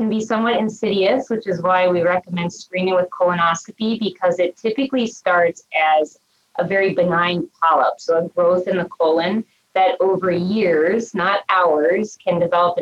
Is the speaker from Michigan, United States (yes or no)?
no; Cincinnati, Ohio, United States; also born or lived in Minnesota; now in Cleveland, United States; I was born and raised actually in Ohio and Cincinnati